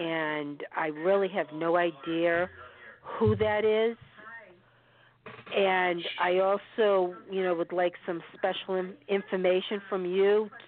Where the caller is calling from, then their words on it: Boston, Massachusetts, United States; And we're from Boston, Massachusetts.